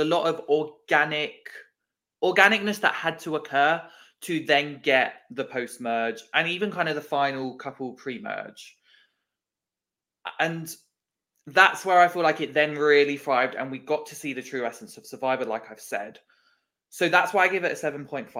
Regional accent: United Kingdom

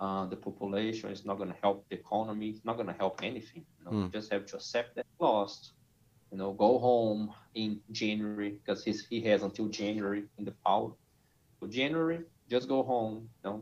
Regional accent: Brazil; English is a second language; moved away as an adult; also born or lived in United States; I'm from Brazil. I lived in the U.S. for almost 7 years.

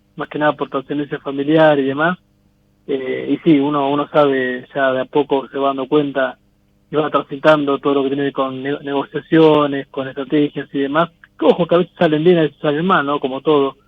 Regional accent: Coronel Suárez, Buenos Aires Province, Argentina; De Coronel Suárez, sur de la provincia de Buenos Aires

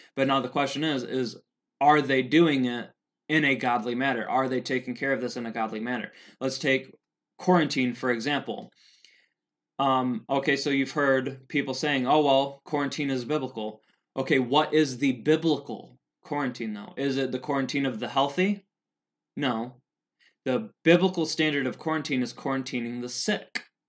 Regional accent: Helena, Montana, United States; so here in Helena, I'm from Helena, Montana

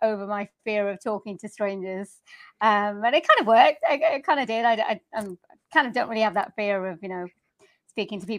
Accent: Swansea, Wales, United Kingdom; also born or lived in Leeds; I am born and raised in Wales

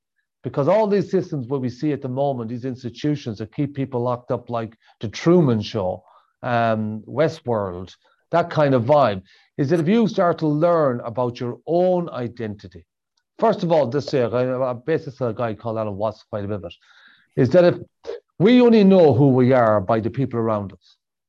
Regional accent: Sligo, Connacht, Ireland; We come from the west of Ireland. We come from Sligo.

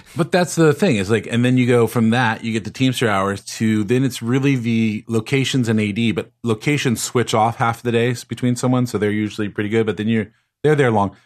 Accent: Los Angeles, California, United States; Growing up in Los Angeles

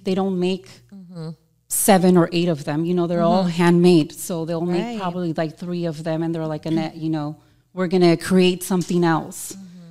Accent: California, United States; so, you know, I'm a muchacha de California. I'm from California. I love color.

